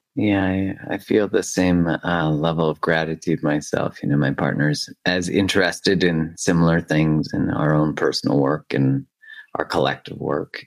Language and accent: English; Alberta, Canada; I'm from Alberta, you know, it's like the Texas.